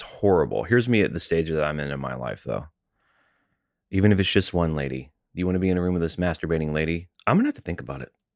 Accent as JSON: {"language": "English", "region": "Alabama", "country": "United States", "tie": "born or raised there", "also_born_or_lived": "Tennessee", "said": "growing up in Alabama and Tennessee"}